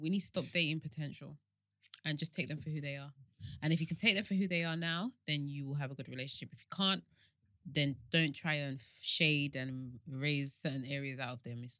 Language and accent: English; Nigeria; especially us Nigerians